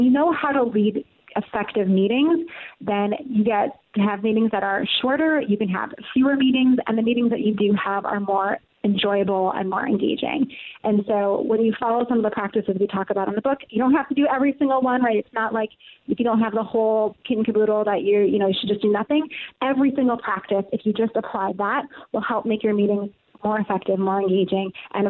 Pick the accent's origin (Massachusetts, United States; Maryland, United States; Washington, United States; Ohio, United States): Ohio, United States; Akron; born there; now in Brooklyn, United States; I was born in Akron, Ohio. Did a little tour of the Midwest, a little time in Europe, and then came to New York 13 years ago.